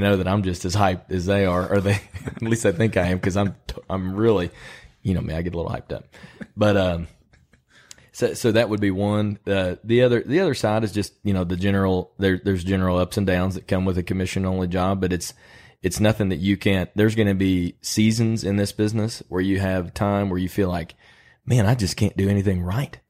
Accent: Illinois, United States; now in Lexington, United States; When I was a kid growing up in Illinois, we went on, uh, car rides and looked for deer

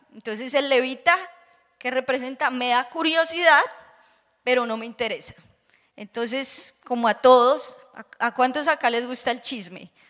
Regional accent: Bogotá, Colombia; now in Orlando, United States; era hija de pastor, mi papá eh, tenía una iglesia muy grande, o tiene, en Bogotá

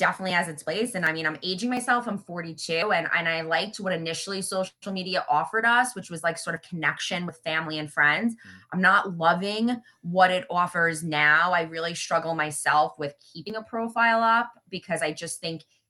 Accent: Long Island, New York, United States; we're both obviously from Long Island

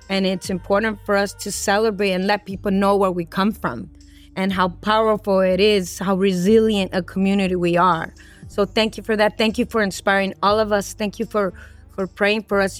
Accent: Los Angeles, California, United States; I grew up here in City Terrace. I grew up around the cholos and the cholas, and this is my neighborhood.

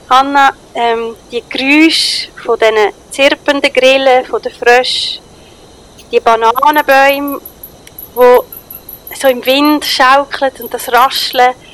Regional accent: Switzerland; Ich als Schweizerin habe doch keine Ahnung, wie man sinnlich tanzt.

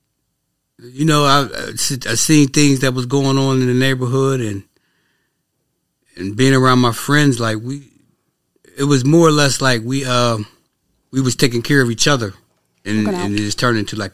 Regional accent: Pittsburgh, Pennsylvania, United States; Pittsburgh, PA, yeah.

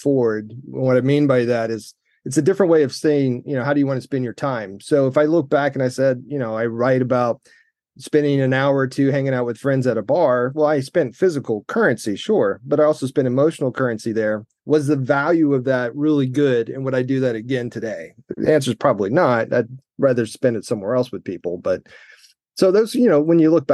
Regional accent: Central Florida, United States; Central Florida kid, never been overseas.

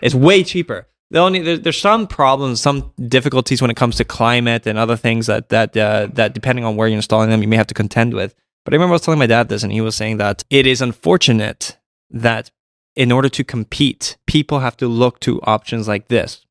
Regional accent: Canada

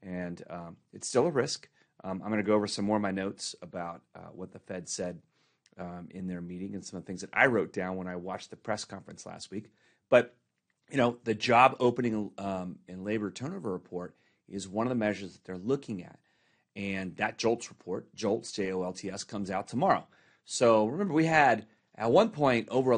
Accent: Dallas, Texas, United States; now in Corona, United States; growing up in Dallas

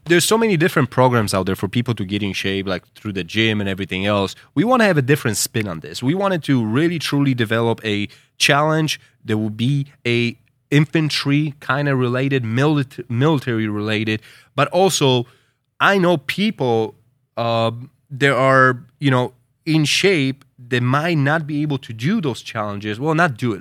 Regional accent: United States; as an American

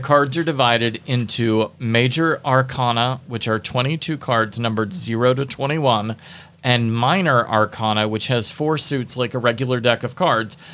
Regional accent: the Bible Belt, United States; growing up in the Bible Belt, tarot was seen as dangerous

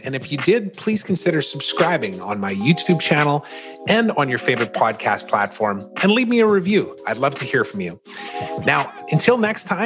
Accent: Canada; also born or lived in United States; I'm Canadian

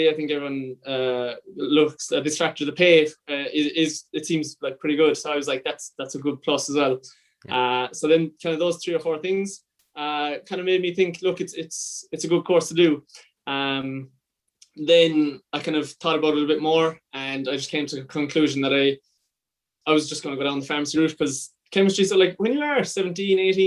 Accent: West Limerick, Munster, Ireland; moved away as an adult; now in Cork, Ireland; I'm from West Limerick, and I've been in Cork for the entirety of my college life.

